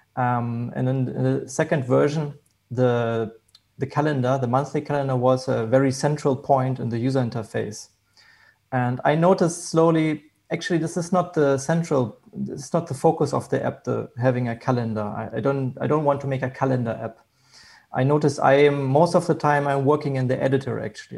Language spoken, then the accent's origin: English; Hanover, Lower Saxony, Germany; I'm from Germany.